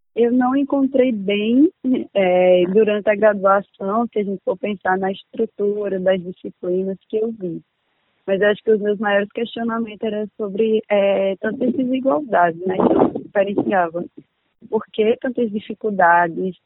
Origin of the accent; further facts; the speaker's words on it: Campina Grande, Paraíba, Brazil; moved away as an adult; now in Aracaju, Brazil; sou de Campina Grande, da Paraíba